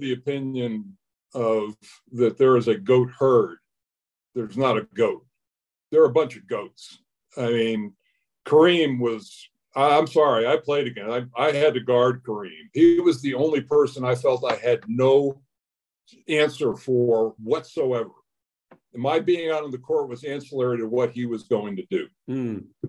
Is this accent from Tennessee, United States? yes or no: no; Monroe, Connecticut, United States; moved away; my house in Monroe, Connecticut